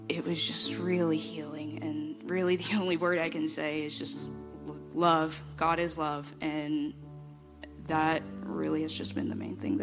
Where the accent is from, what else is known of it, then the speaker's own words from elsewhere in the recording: Lexington, Kentucky, United States; I'm from Lexington, Kentucky